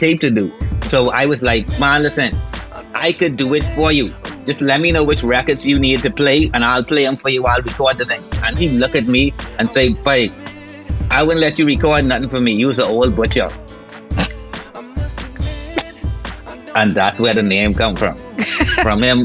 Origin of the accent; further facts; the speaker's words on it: Nassau, New Providence, Bahamas; I grew up in like the ghetto, right? And Rock Crusher is the name of the place that I'm from. Proud to say I'm from Rock Crusher.